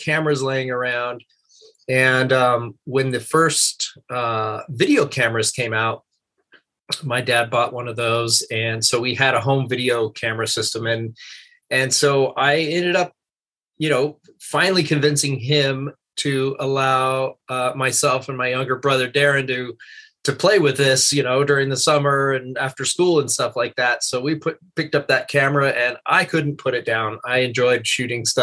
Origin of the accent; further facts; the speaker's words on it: Santa Maria, California, United States; I grew up on the Central Coast in Santa Maria